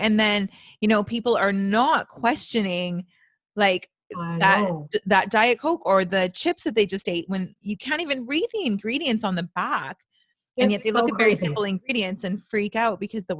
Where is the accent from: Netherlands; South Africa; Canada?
Canada; I'm so Canadian.